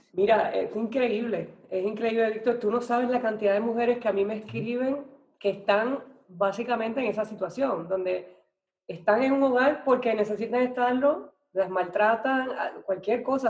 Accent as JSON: {"language": "Spanish", "town": "Naranjito", "country": "Puerto Rico", "tie": "born or raised there", "also_born_or_lived": "Ponce, Puerto Rico / San Juan, Puerto Rico", "said": "yo soy de Puerto Rico, nací en, una ciudad que se llama Ponce, pero me crié en un pueblito así, o mi mamá, mis papás se divorciaron y yo me fui para el pueblito que se llama Naranjito"}